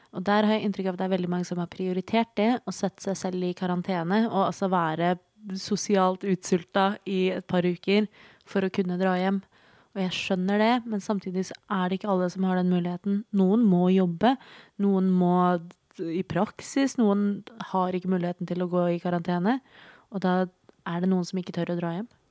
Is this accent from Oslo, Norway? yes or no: yes; Oslo, Norway; jeg er født og oppvokst i Oslo